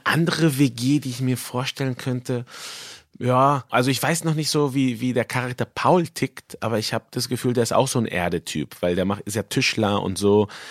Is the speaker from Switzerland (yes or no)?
no; Mexico; moved away as an adult; now in Germany; als äh, Mexikaner